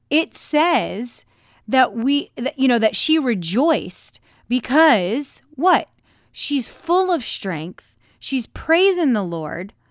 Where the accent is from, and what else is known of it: United States